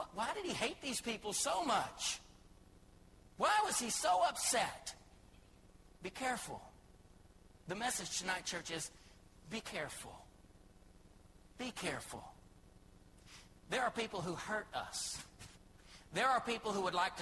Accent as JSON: {"language": "English", "town": "Joshua", "region": "Texas", "country": "United States", "moved": "as an adult", "lives_now": "Thailand", "said": "I love Texas in particular. And just more than just Texas, I love Joshua in particular. I love it here"}